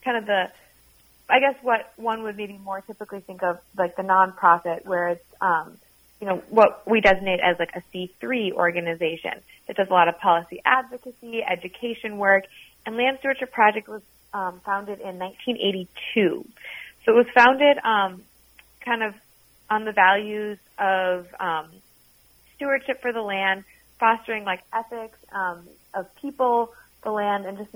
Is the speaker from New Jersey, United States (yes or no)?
no; Minneapolis, Minnesota, United States; also born or lived in Seattle, Washington; I'm from Minneapolis originally, went out to school in Seattle, Washington, and then came back here after graduating